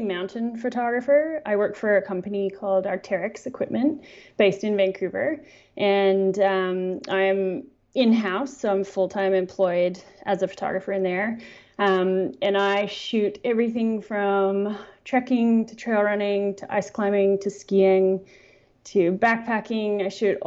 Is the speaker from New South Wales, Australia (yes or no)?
no; Canberra, Australian Capital Territory, Australia; moved away as an adult; also born or lived in Sydney; now in Squamish, Canada; Originally, I'm from Sydney. I grew up in Canberra, and my parents still live there